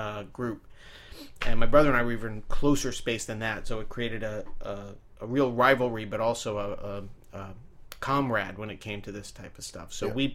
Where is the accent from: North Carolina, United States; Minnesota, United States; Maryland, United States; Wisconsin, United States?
Maryland, United States; Rockville; moved away as an adult; also born or lived in New Jersey; I grew up, since I was eight, I grew up in Rockville, Maryland, right outside of D.C.